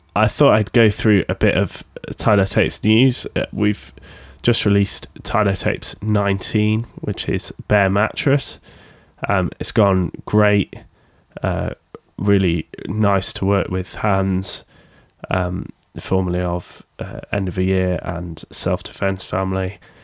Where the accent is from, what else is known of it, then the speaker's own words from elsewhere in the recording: Sheffield, Yorkshire and the Humber, United Kingdom; accent: Sheffield; a record label based in Sheffield in the U K, if you can tell by my accent